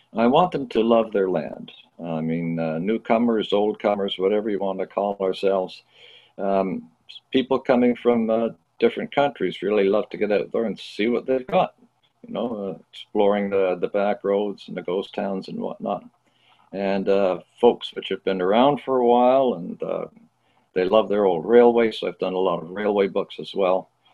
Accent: Toronto, Ontario, Canada; my teenage years, I grew up in Scarborough

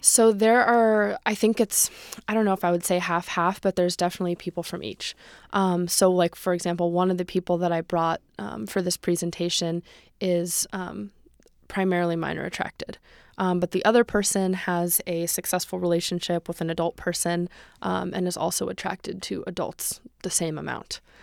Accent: Los Angeles, California, United States; I grew up in the San Fernando Valley, um, in Chatsworth

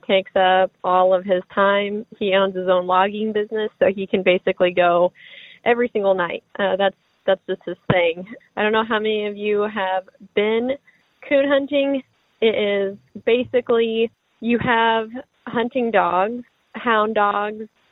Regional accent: Springfield, Missouri, United States; I'm from Springfield, Missouri

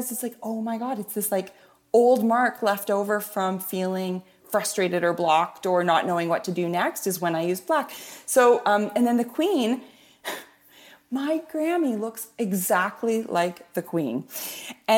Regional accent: Canada; I'm Canadian

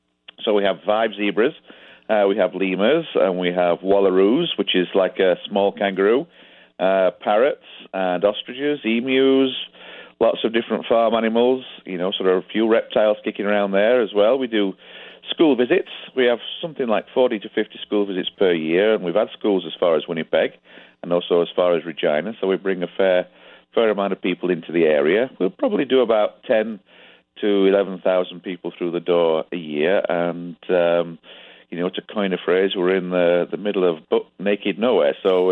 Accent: Yorkshire and the Humber, United Kingdom; moved away as an adult; now in Canada; We've been here 11 years. We emigrated from Yorkshire, England.

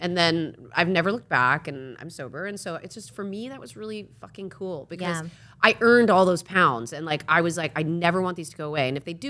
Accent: East Coast, United States; And I grew up in the East Coast

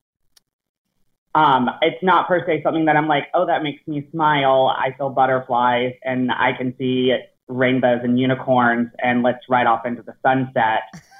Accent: Alabama, United States; now in Nashville, United States; born and raised in Alabama

